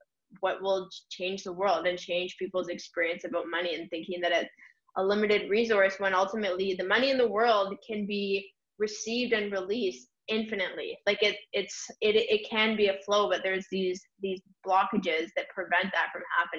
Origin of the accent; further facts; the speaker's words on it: Canada; I'm from Canada